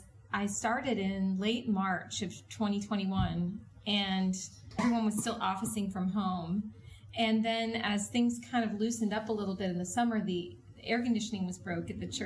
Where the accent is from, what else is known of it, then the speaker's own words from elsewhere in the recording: New Orleans, Louisiana, United States; also born or lived in California / Seattle; I was born in Southern California and then lived for a time in Seattle and then ended up in New Orleans, and that's where my dad retired.